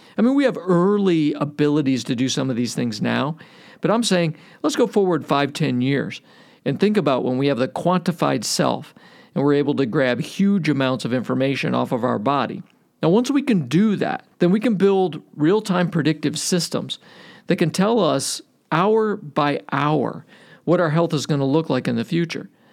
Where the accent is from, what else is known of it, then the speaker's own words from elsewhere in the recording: Cleveland, Ohio, United States; I grew up in Cleveland.